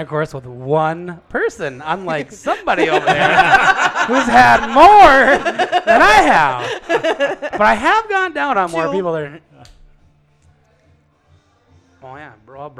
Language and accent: English; Duluth, Minnesota, United States; also born or lived in Superior, Wisconsin; we're from Duluth, Minnesota, / Superior, Wisconsin.